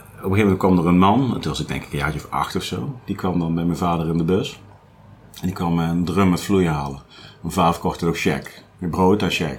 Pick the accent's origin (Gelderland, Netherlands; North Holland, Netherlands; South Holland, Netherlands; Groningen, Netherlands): Gelderland, Netherlands; Nijmegen; ik ben ook geboren in Nijmegen